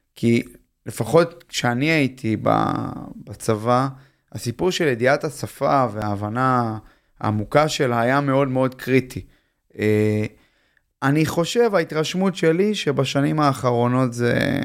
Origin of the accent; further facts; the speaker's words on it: Tel Aviv, Tel Aviv District, Israel; אני תל אביבי, למדתי בגימנסיה הרצליה